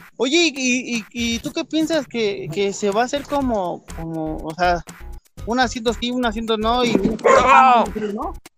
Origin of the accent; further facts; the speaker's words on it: Mexico City, Mexico; estamos en México, en Ciudad de México.